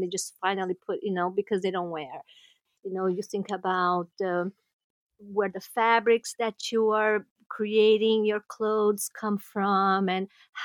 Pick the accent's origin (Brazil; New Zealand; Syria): Brazil; moved away as an adult; now in New York City, United States; we are from Brazil